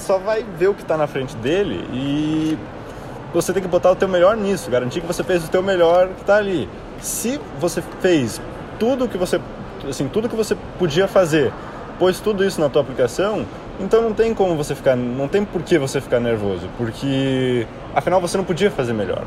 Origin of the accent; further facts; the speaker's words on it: Curitiba, Paraná, Brazil; moved away as an adult; now in Atlanta, United States; sou de Curitiba, né, nasci aqui em Curitiba e morei minha vida inteira aqui até né, sair para a faculdade.